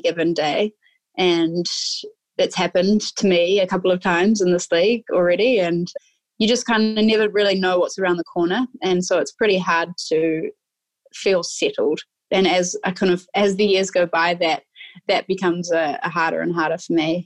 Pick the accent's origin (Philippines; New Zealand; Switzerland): New Zealand; moved away as an adult; also born or lived in United States / England; I grew up playing in New Zealand and went through all of the age group sort of rep stuff in New Zealand